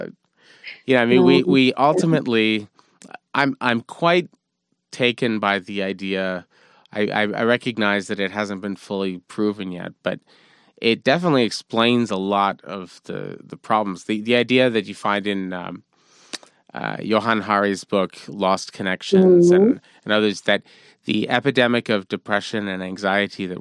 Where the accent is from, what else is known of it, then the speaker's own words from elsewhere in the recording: Montreal, Quebec, Canada; I grew up with here in Montreal